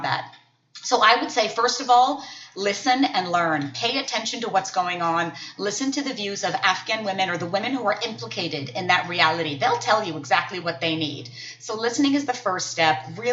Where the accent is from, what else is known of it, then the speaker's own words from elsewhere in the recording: United States; as an American woman